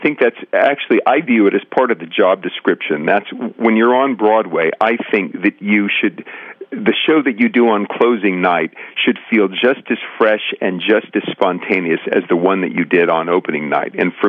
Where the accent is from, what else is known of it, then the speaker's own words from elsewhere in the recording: Central Luzon, Philippines; I was raised in the Methodist Church, actually, but I was raised overseas. My father worked for the Navy, so we had on the base in Subic Bay in the Philippines, we had a Catholic church and we had a Protestant church.